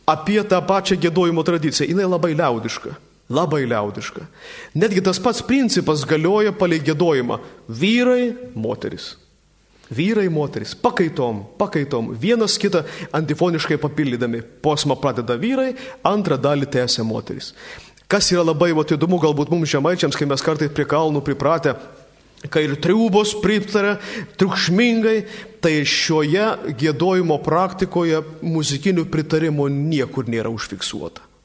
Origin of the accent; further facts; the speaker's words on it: Samogitia, Lithuania; mes žemaičiai